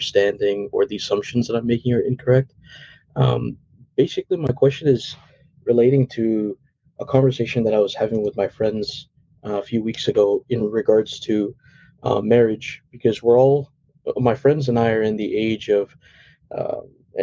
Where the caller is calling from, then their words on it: Toronto, Ontario, Canada; I'm calling in from Toronto, Canada